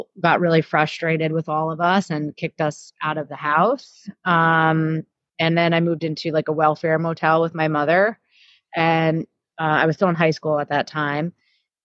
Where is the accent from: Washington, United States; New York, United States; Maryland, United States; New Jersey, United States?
New Jersey, United States; born or raised there; also born or lived in Florida